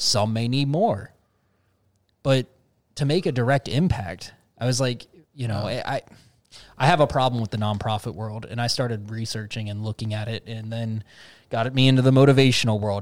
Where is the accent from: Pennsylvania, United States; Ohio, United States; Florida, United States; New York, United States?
Ohio, United States; Cincinnati; Cincinnati, uh, my hometown